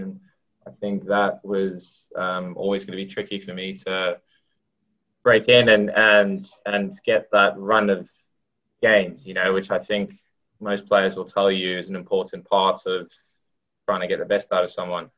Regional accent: South Africa; now in England; I, I grew up in South Africa

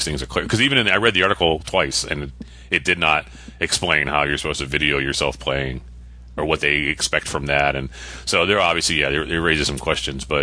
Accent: Connecticut, United States; I always drop the last letter half the time because I'm from New England

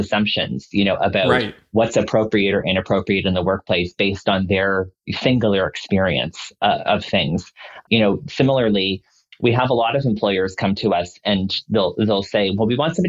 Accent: Dartmouth, Nova Scotia, Canada; now in Toronto, Canada; I'm from Nova Scotia. Mm-hmm. And when I was growing up in Nova Scotia

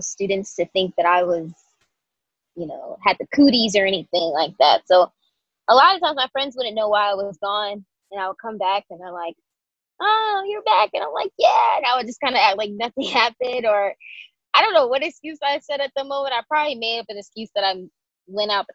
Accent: Atlanta, Georgia, United States; moved away as an adult; also born or lived in DMV area (Washington, D.C. metro); now in Washington, D.C. area, United States; I was born and raised in Atlanta, Georgia

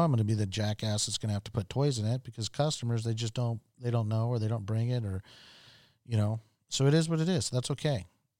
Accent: Okinawa, Japan; I grew up in Okinawa, Japan, lived there for almost 5 years. And most of my friends were Japanese.

